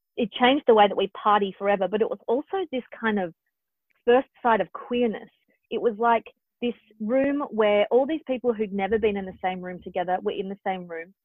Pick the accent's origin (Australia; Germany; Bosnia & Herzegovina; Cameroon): Australia; Perth, Western Australia; now in Sydney, Australia; the longer I'm away from Perth, the more I'm like, it's a wonderful place to live